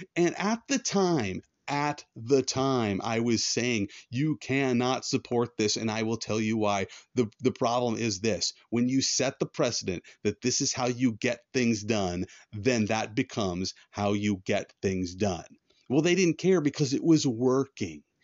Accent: United States; being an American

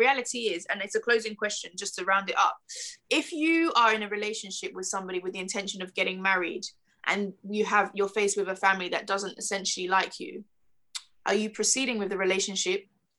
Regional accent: Nigeria; even just being Nigerian

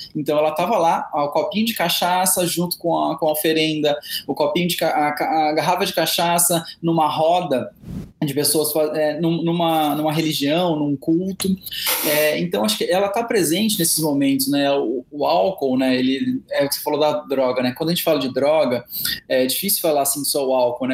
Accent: Presidente Prudente, São Paulo, Brazil; moved away as an adult; now in São Paulo, Brazil; eu sou do interior de São Paulo, estou de Presidente Prudente, que é aqui a 600 quilômetros da capital, né? Moro em São Paulo já há 12 anos

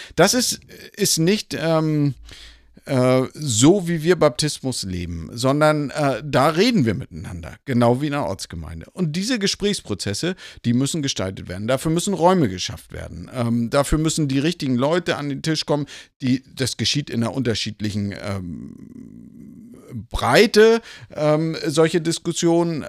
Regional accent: Lübeck, Schleswig-Holstein, Germany; moved away as an adult; also born or lived in Kiel / Hamburg / Kassel / Elstal; gebürtig aus Lübeck, von der schönen Ostsee und bin dort auch in der Gemeinde aufgewachsen

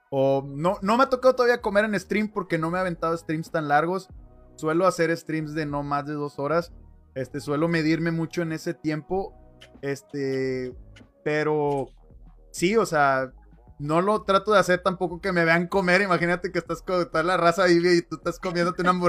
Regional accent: Mexico; Acuérdate que somos mexicanos, güey. Tenemos ingenio para ese pedo.

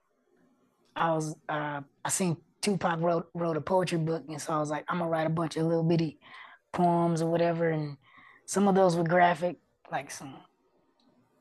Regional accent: Oklahoma City, Oklahoma, United States; accent: city hood; It was in the hood and urban areas of Oklahoma City, not the res, which is why we got the city hood accent

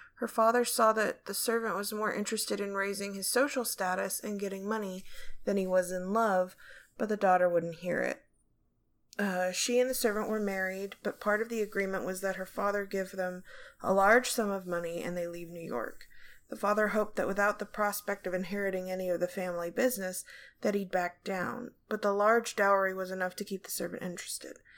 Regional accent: Ireland; I'm Irish

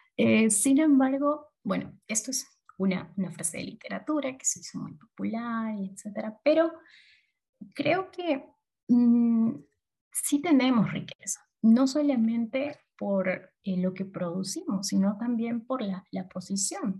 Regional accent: Peru; artículos que nosotros producimos como peruanos

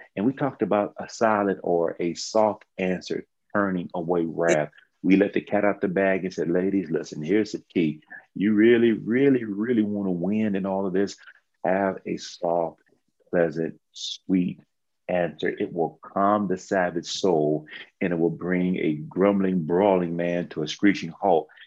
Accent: Texas, United States; I'm from Texas

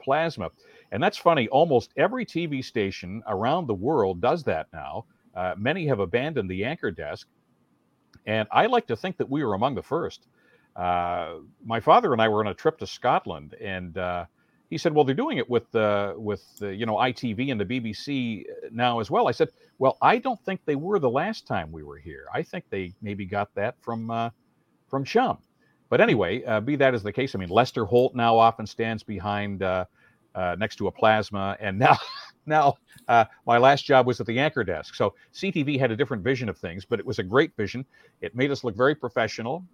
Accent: near Welland, Ontario, Canada; a thousand watt station near my hometown

